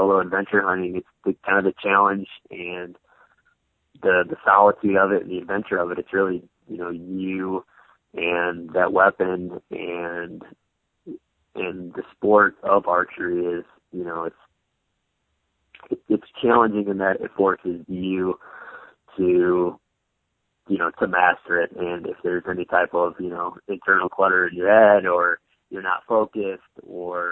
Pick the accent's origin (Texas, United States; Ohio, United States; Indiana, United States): Indiana, United States; Northwest; moved away as an adult; also born or lived in Colorado; now in Arizona, United States; I grew up in Northwest Indiana. I didn't move away from Indiana until after college